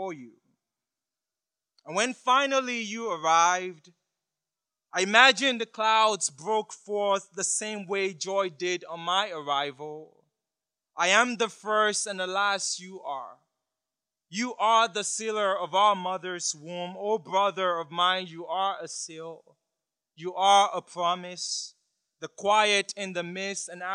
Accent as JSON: {"language": "English", "country": "Nigeria", "said": "I'm from Nigeria"}